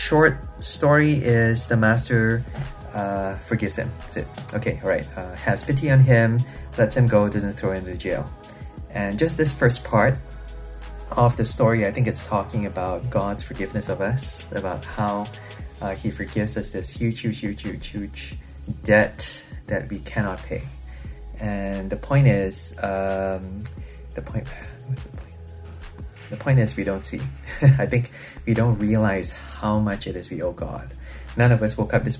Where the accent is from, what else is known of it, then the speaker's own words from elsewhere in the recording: Malaysia; moved away as an adult; now in United Kingdom; my hometown in Malaysia